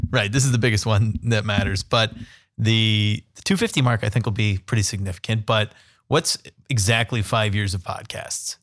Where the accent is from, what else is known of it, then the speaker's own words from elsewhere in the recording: San Diego, California, United States; now in Columbus, United States; I grew up in San Diego